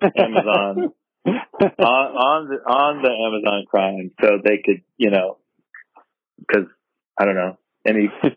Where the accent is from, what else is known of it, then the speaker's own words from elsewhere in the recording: East Coast, United States; Just growing up on the East Coast